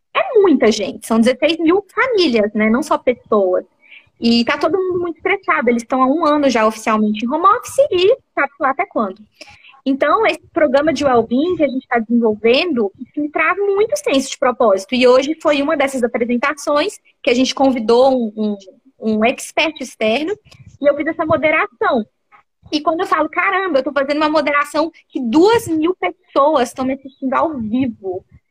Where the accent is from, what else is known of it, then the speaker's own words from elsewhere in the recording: Brazil; moved away as an adult; also born or lived in São Paulo; now in Germany; eu fui criada no Brasil, minha vida inteira, minha família inteira é brasileira